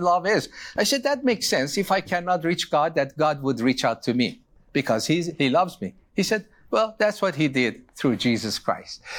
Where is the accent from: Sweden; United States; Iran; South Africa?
Iran; moved away; I was born in Iran.